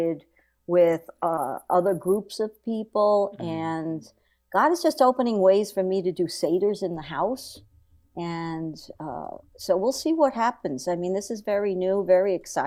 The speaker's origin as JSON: {"language": "English", "region": "New York", "country": "United States", "tie": "born or raised there", "said": "I grew up in good old New York"}